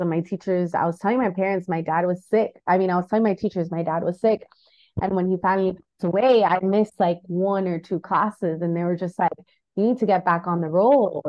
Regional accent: United States; I was born in the United States

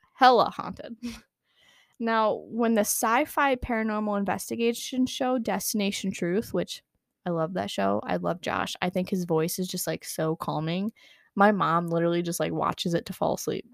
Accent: United States; accent: American; My American accent

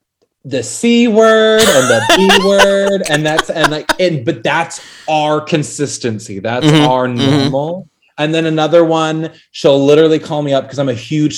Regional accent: Utah, United States; I'm from a small little Mormon Utah town.

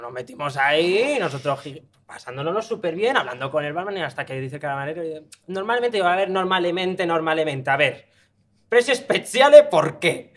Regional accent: Spain; somos españoles

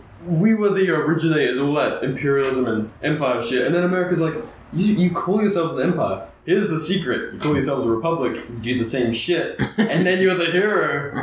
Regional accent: England, United Kingdom; moved away as an adult; now in United States; in my home county

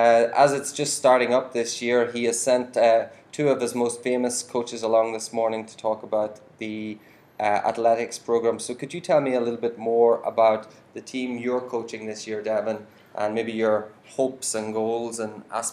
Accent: Ireland

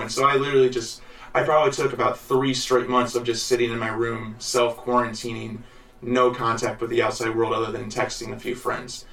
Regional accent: Jacksonville, Illinois, United States; also born or lived in Missouri; I'm from Illinois and Missouri both. I was raised mostly in going to the school of Jacksonville.

